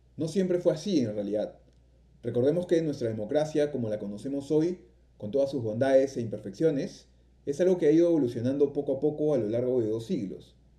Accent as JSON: {"language": "Spanish", "country": "Peru", "said": "siendo peruanos"}